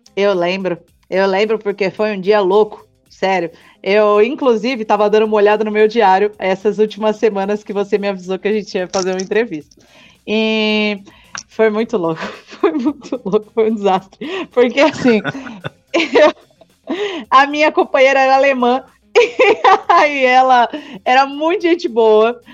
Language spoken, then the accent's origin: Portuguese; São Paulo, Brazil; eu sou lá de São Paulo, vim servir missão aqui